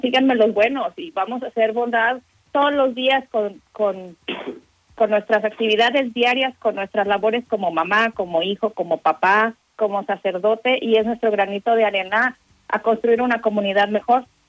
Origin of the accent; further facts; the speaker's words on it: Mexico; now in United States; los mexicanos, los latinos, y es algo que, que llevamos en la sangre